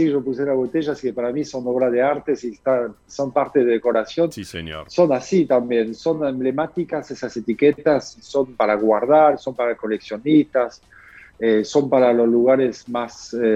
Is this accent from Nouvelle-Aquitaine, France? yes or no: yes; Bordeaux, Nouvelle-Aquitaine, France; Spanish is a second language; moved away as an adult; now in Argentina; yo vengo de Bordeaux, ¿sí? nací Bordeaux